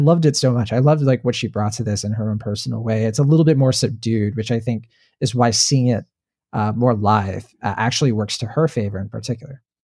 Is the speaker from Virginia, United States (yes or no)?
yes; Virginia, United States; I, I grew up in Virginia.